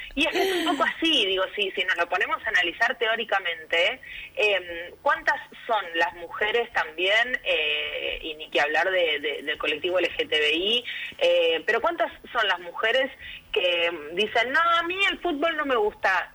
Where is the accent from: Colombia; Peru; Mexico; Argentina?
Argentina; el fútbol eh, forma parte de nuestra idiosincrasia como argentinos y argentinas